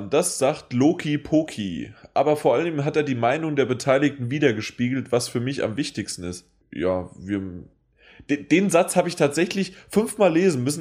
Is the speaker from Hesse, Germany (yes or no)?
yes; Frankfurt, Hesse, Germany; Aber ähm, ich bin Frankfurter.